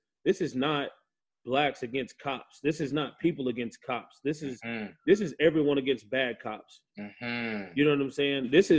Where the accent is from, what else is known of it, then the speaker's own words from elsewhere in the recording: United States; one of the first time an American Indian was tried was in my hometown in the U.S.